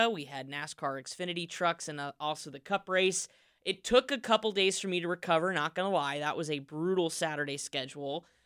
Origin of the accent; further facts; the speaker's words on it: Indianapolis, Indiana, United States; my hometown of Indianapolis